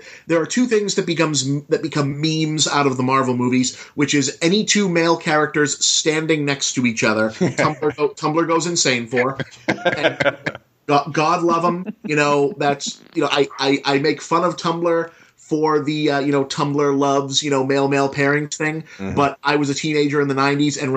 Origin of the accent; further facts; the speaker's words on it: United States; I'm an American